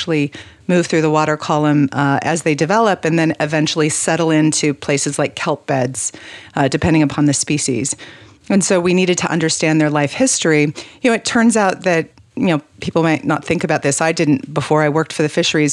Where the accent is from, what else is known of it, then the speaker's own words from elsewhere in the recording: New Mexico, United States; moved away; I was born in New Mexico